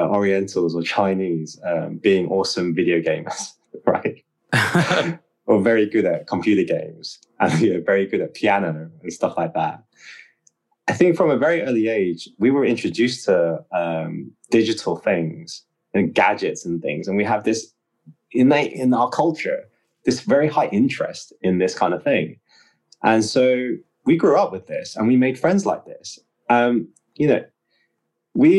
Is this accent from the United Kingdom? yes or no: yes; England, United Kingdom; Well, I'm from the West, so I'm from England anyway